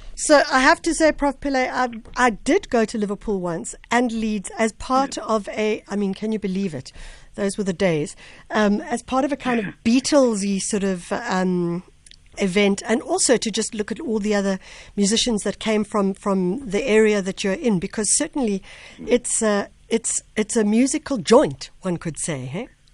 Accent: Durban, KwaZulu-Natal, South Africa; my home home area

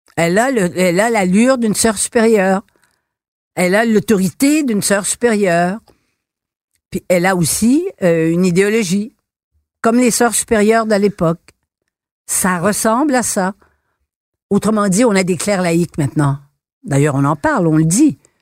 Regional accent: Quebec, Canada; nous étions une société francophile, de langue française

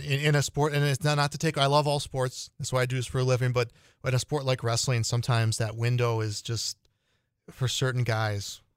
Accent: Illinois, United States; moved away; my home state of Illinois

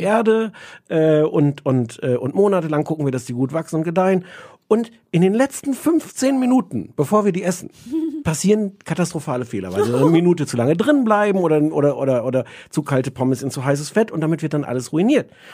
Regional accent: Germany; als Deutscher

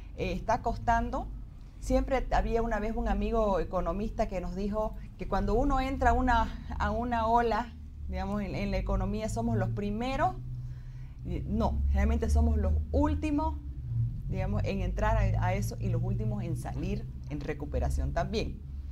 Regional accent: Bolivia; nosotros como bolivianos sí tenemos la capacidad de hacerlo

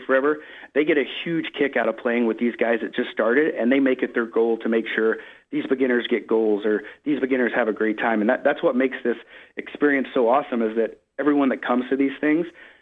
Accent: Oklahoma, United States; moved away; I'm from Oklahoma originally

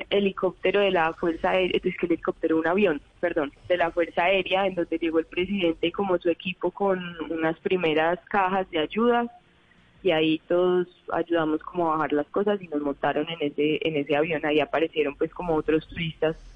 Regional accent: Medellín, Antioquia, Colombia; De Medellín.

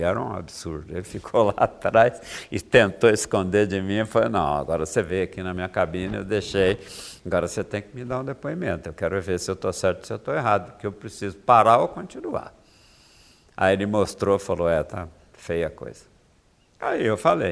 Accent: Minas Gerais, Brazil; moved away; Minas Gerais, eu sou mineiro

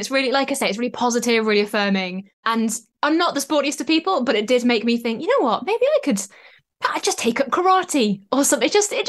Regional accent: North East England, United Kingdom; I'm from the Northeast

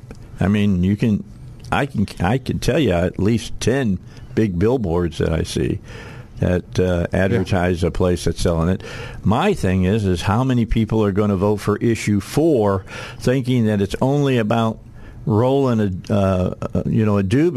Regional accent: Wynne, Arkansas, United States; I grew up in Wynn, Arkansas.

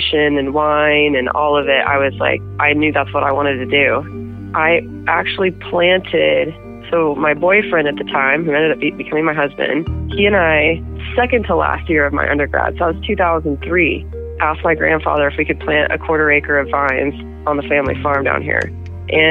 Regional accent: Boise, Idaho, United States; now in Lewiston, United States; I never lived in Lewiston. I grew up in Boise

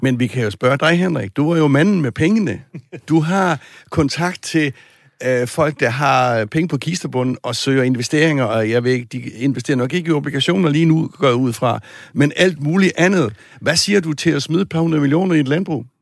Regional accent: Southern Jutland, Southern Denmark, Denmark; Sønderjylland, hvor jeg kommer fra

